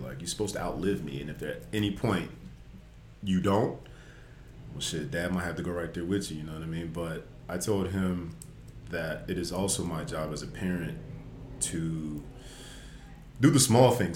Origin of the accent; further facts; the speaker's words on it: Las Vegas, Nevada, United States; moved away as an adult; also born or lived in Washington State; now in Los Angeles, United States; I'm from Las Vegas originally.